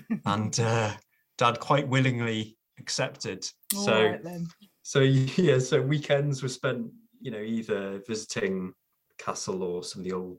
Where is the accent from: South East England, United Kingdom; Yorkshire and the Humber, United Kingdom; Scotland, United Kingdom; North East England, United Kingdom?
North East England, United Kingdom; Newcastle; I am born and bred Geordie. I might not sound like it, but I was born in the Princess Mary Hospital nearly 43 years ago. It's not a hospital anymore. It's a block of luxury apartments. Just off the Great North Road in Jesmond, and grew up in Newcastle